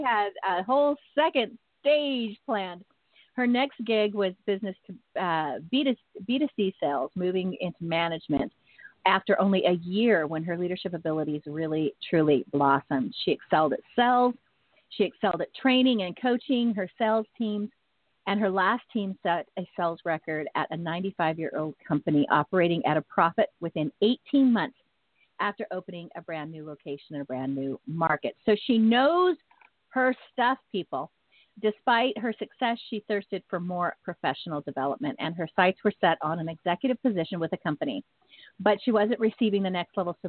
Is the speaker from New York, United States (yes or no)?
no; Northern California, United States; being born and raised in Northern California